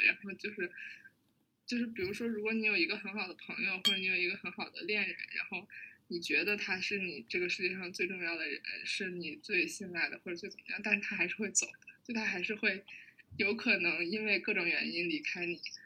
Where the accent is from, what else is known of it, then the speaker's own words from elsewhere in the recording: Hebei, China; now in Beijing, China; 我是河北人